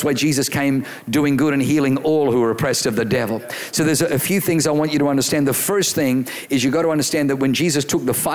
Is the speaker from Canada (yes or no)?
no; Australia; I grew up in Australia